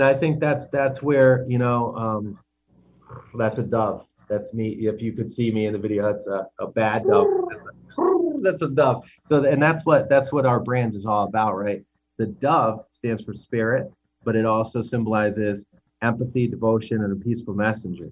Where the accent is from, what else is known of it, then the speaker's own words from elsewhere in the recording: United States; I'm an American